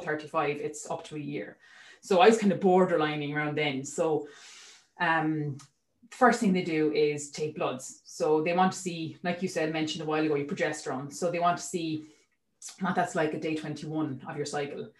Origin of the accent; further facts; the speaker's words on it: Waterford, Munster, Ireland; moved away; I'm from Waterford, sorry, so I'm not local.